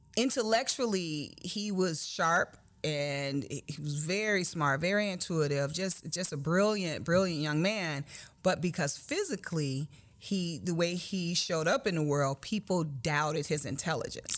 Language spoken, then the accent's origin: English; Chicago, Illinois, United States; grew up on the South Side of Chicago